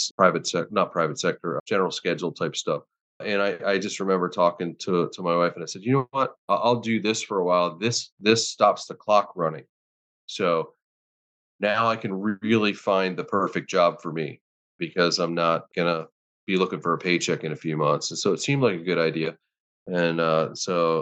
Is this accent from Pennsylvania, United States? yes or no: yes; Pittsburgh, Pennsylvania, United States; moved away as an adult; I'm from Pittsburgh originally